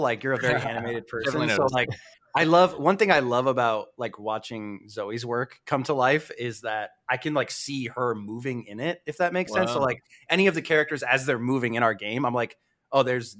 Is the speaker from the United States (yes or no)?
yes; East Coast, United States; So I'm from the East Coast, and I think, like, fortunately, if you grew up on the West Coast